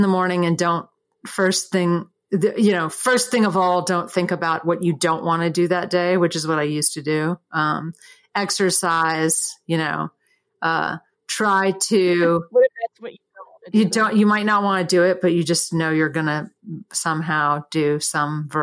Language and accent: English; Durham, North Carolina, United States; moved away as an adult; also born or lived in San Francisco; when I grew up in Durham